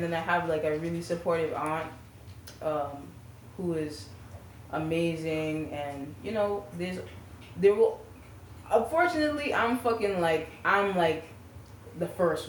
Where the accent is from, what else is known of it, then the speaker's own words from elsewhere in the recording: United States; also born or lived in Trinidad; I'm American.